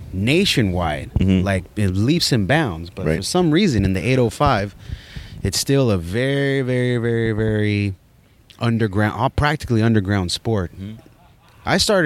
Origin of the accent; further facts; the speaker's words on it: Oxnard, California, United States; also born or lived in Ojai, California / Saticoy, California; now in San Francisco, United States; I realized, okay, now I'm in Oxnard.